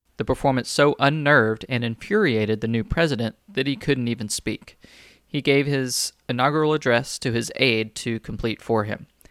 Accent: Houston, Texas, United States; my roots and my childhood in the Houston

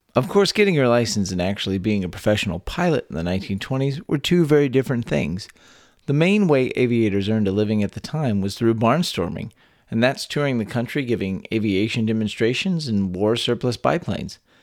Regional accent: Texas, United States; born or raised there

